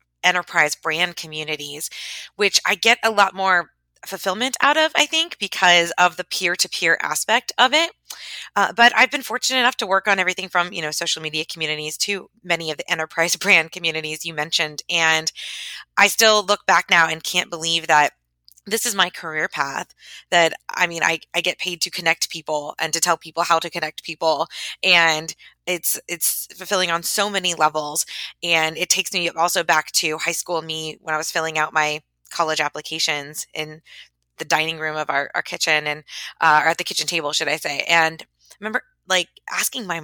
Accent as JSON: {"language": "English", "town": "Tampa", "region": "Florida", "country": "United States", "tie": "born or raised there", "moved": "yes", "said": "I was living in my hometown of Tampa"}